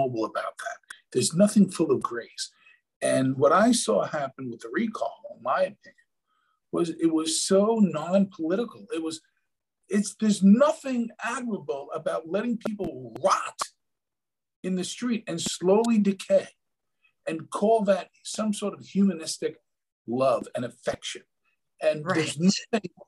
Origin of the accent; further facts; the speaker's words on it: New York City, New York, United States; moved away; born and raised in New York City